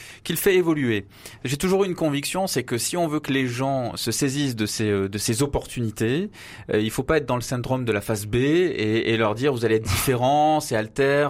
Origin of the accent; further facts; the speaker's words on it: Avignon, Provence-Alpes-Côte d'Azur, France; moved away as an adult; now in Paris, France; je suis né à Avignon